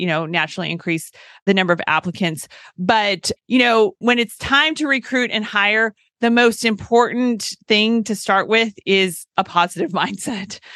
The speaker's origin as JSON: {"language": "English", "region": "California", "country": "United States", "also_born_or_lived": "Tennessee", "moved": "as an adult", "said": "I was a California girl who went to college at Vanderbilt during a time many moons ago when no one was going from California"}